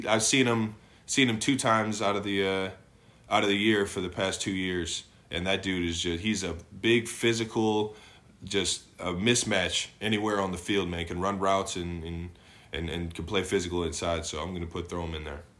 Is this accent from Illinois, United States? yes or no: no; Cleveland, Ohio, United States; moved away as an adult; now in Kansas City, United States; I grew up in Cleveland